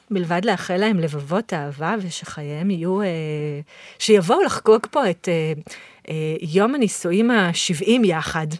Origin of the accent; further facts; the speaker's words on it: Israel; אני באתי מישראל